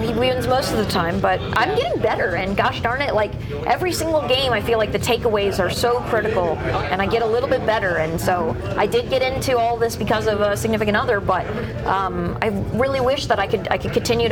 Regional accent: Maryland, United States; now in Philadelphia, United States; I was from Maryland originally

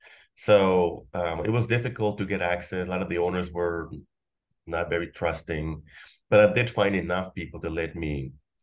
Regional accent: McAllen, Texas, United States; I grew up in McAllen, in the Mission area.

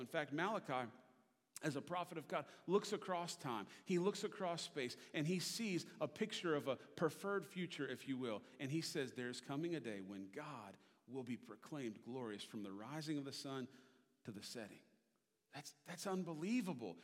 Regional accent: Richmond, Virginia, United States; I grew up in Richmond, Virginia

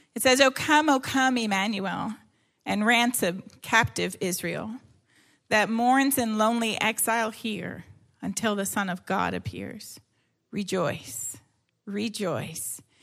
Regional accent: Canada; I'm Canadian uh, and I yeah I grew up in Canada

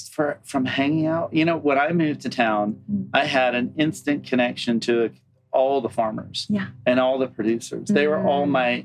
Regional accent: Deep South, United States; moved away; And I come from the Deep South, which is a barren land.

